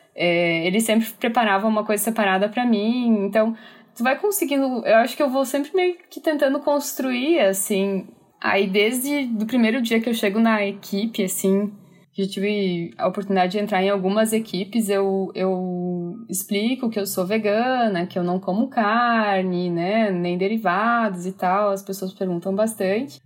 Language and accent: Portuguese; Chapecó, Santa Catarina, Brazil; eu sou de Chapecó, Santa Catarina